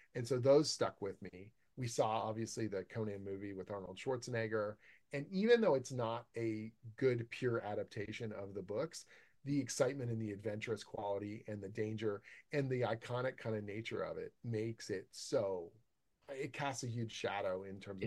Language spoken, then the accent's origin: English; Canada; I'm Canadian